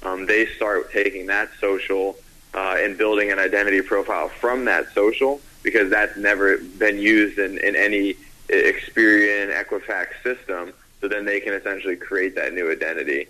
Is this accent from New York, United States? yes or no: no; North Carolina, United States; I'm from North Carolina.